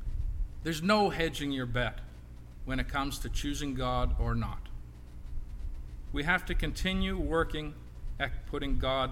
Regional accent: Portage, United States; Now, growing up in Portage, he told me that I was not to run into the street.

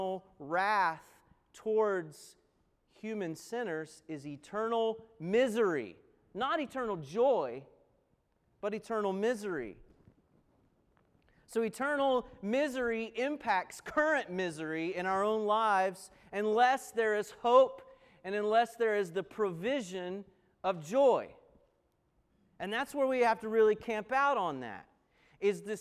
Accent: Appalachian Mountains, United States; where I grew up in the Appalachian Mountains

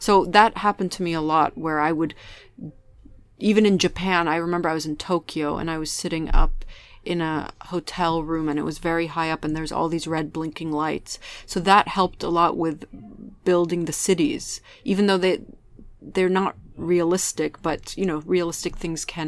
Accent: England, United Kingdom; also born or lived in Beirut, Lebanon; England is where I grew up, and it's the place that sort of took my family in when we were immigrants

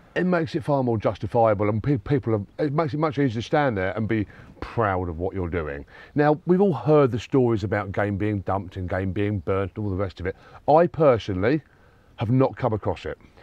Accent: Sussex, South East England, United Kingdom; I grew up in Sussex where there were a lot of fallow

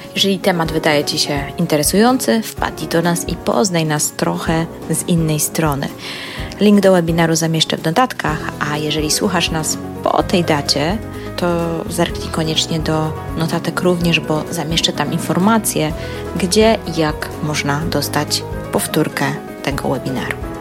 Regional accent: Gdańsk, Pomeranian Voivodeship, Poland; ja jestem z Gdańska

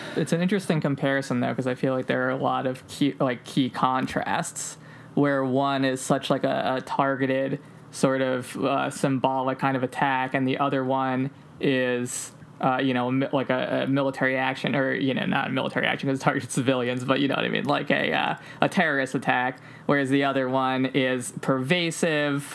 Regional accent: outside of New York, United States; one of the hardest hit communities, like proportionally in terms of people who died in 9 11, uh, was, was my hometown.

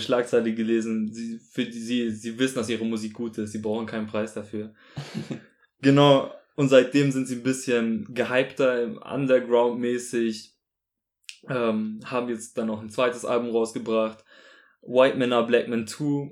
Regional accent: Munich, Bavaria, Germany; also born or lived in Augsburg; ich komme auch aus München

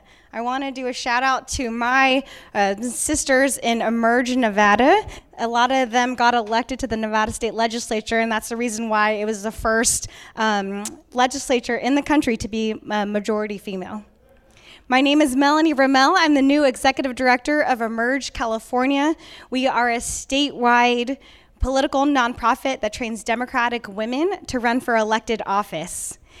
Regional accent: Philippines; I'm Filipina, and to see a woman, a Filipina in charge

